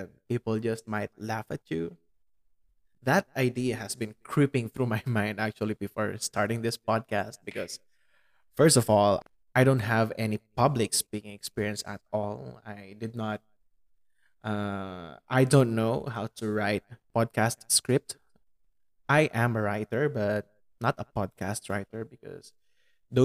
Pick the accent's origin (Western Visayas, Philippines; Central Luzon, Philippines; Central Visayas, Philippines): Central Luzon, Philippines; Pampanga; English is a second language; In my hometown, which is Pampanga, our main language is Kapampangan